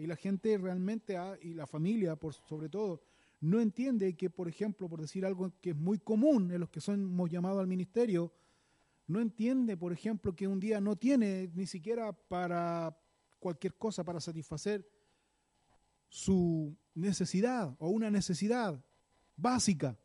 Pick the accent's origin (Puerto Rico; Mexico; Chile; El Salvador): Chile; como decimos aquí en buen chileno